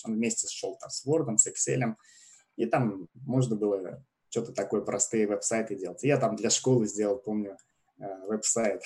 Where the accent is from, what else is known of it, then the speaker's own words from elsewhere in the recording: Russia; moved away as an adult; now in Canada; я из России, переехал в Канаду три с половиной года назад, в конце 2016 года